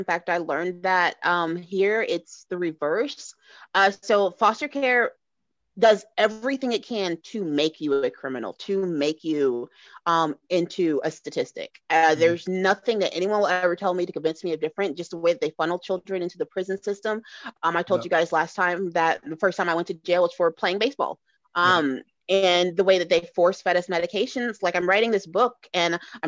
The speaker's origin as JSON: {"language": "English", "town": "Atlanta", "region": "Georgia", "country": "United States", "tie": "born or raised there", "said": "I grew up in Atlanta"}